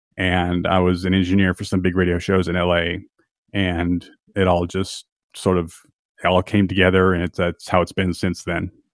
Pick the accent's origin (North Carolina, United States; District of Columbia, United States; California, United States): California, United States; San Diego; moved away as an adult; also born or lived in Los Angeles / Austria; I was born in San Diego, and I grew up in San Diego, but I lived all my adult life in L